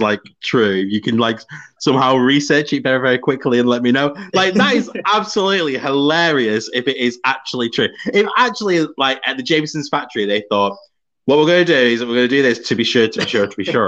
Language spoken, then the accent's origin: English; England, United Kingdom; I'm just English